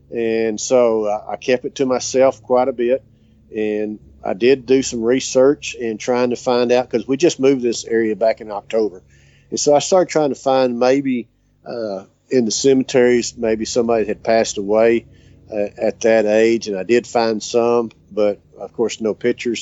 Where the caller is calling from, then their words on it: Duster, Texas, United States; I'm calling from Duster, Texas, which is just south of Gorman, Texas